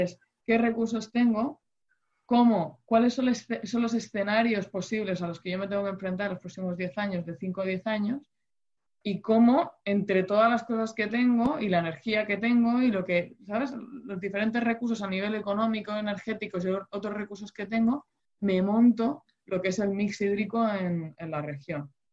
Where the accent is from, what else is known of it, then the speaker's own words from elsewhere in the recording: Spain; En el caso de España, que somos la huerta de Europa y demás